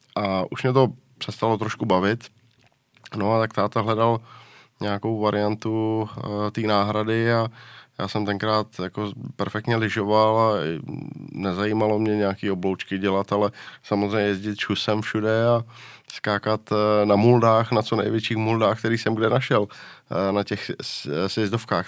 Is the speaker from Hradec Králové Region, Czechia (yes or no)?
no; Liberec, Liberec Region, Czechia; já jsem byl z Liberce